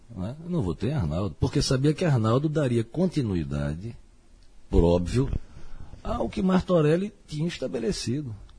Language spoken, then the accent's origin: Portuguese; Olinda, Pernambuco, Brazil; E sou de Olinda com muita satisfação